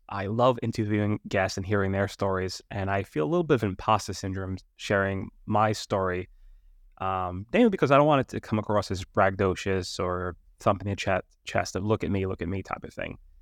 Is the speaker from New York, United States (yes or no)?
yes; New York City, New York, United States; moved away; I'm from Staten Island, New York.